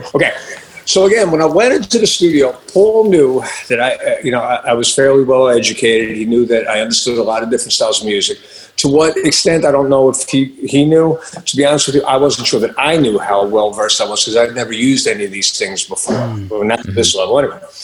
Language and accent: English; Long Island, New York, United States; moved away; I came from Long Island